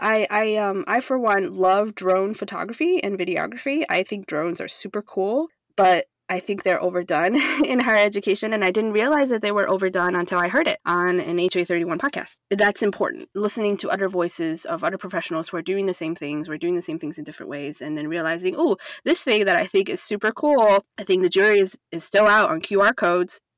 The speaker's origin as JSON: {"language": "English", "country": "Taiwan", "tie": "born or raised there", "moved": "yes", "lives_now": "United States", "said": "I grew up in Taiwan where higher education is essentially fully accessible to people"}